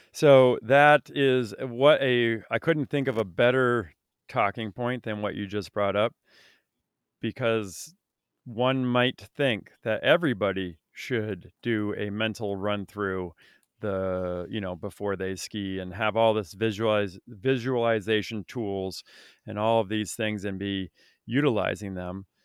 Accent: Vermont, United States; I grew up in Vermont

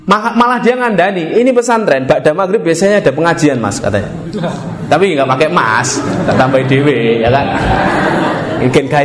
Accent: Indonesia; Kalian dari mana? Indonesia. Muslim.

